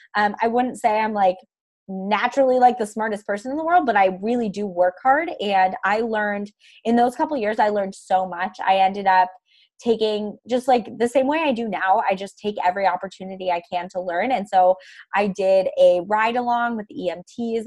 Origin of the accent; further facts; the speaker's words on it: Ithaca, New York, United States; also born or lived in Seattle, Washington; I'm from upstate New York